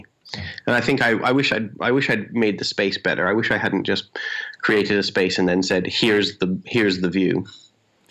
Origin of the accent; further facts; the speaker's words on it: Canada; moved away as an adult; now in England; I'm Canadian, but I live in England